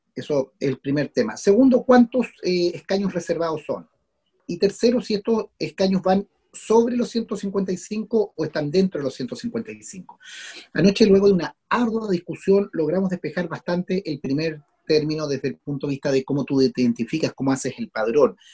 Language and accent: Spanish; Chile; como chilenos o chilenas